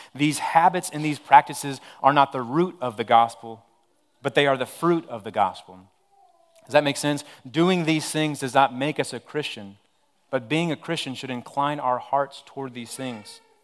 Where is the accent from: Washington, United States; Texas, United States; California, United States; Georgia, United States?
Texas, United States; Odessa; moved away; I'm originally from Odessa, Texas.